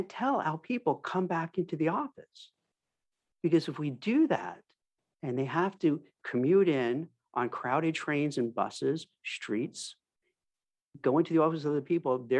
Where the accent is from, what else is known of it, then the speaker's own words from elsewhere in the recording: New York City, New York, United States; I grew up in Brooklyn, lived in New York City